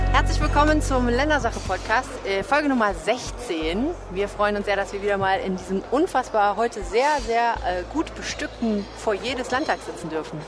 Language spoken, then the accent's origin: German; near Stendal, Saxony-Anhalt, Germany; moved away; wo ich aufgewachsen bin in der Nähe von Ständer Sachsen-Anhalt